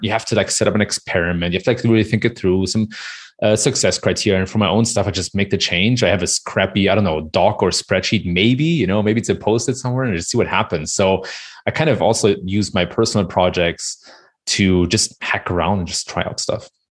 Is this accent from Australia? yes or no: no; Germany; I was born and raised in Germany